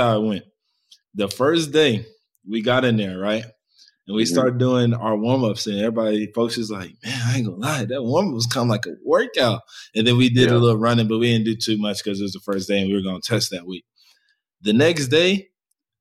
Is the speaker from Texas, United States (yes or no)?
yes; Texas, United States; I grew up in Texas